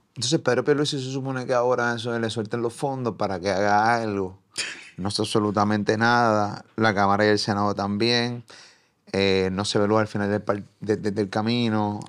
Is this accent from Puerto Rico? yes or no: yes; Puerto Rico; me reconoce o me identifica como puertorriqueño